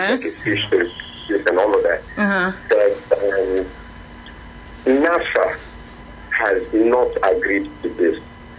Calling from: Ikeja, Lagos, Nigeria; I'm calling from Ikeja.

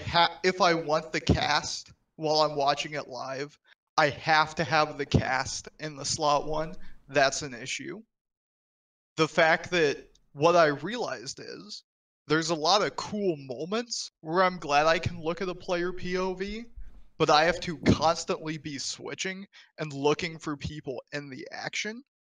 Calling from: Seattle, Washington, United States; Still Seattle, Travis.

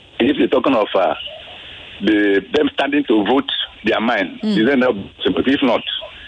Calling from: Ikorodu, Lagos, Nigeria; I'm … from Ikorodu.

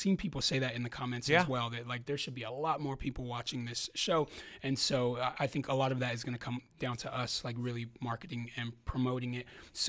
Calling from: San Diego, California, United States; I fly out here from California, from San Diego, California, for us to do this.

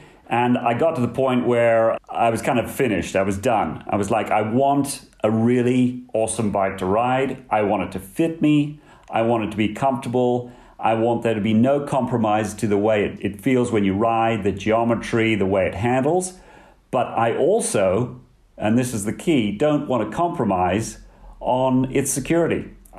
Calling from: Chessington, London, United Kingdom; From the UK, headquarters here in Chessington. It's about 10 miles south of the centre of London.

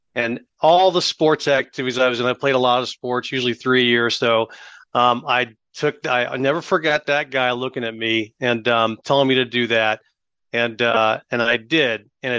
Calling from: Austin, Texas, United States; Austin, Texas. Out west of Austin, Texas.

